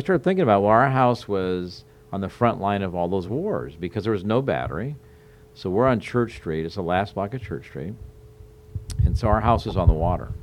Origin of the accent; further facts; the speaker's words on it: Omaha, Nebraska, United States; moved away as an adult; also born or lived in Sioux City, Iowa / Portland, Oregon; now in Charleston, United States; I grew up in the Midwest, born in Sioux City, Iowa. Grew up in kind of the Omaha, Nebraska area